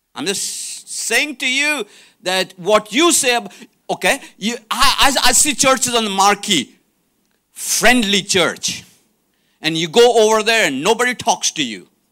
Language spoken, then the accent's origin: English; India; moved away; I'm from India